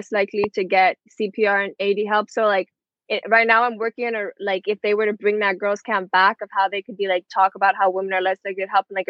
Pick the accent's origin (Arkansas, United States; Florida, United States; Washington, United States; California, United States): Florida, United States; Miami; I was born, raised 305 Miami, Florida, my whole life.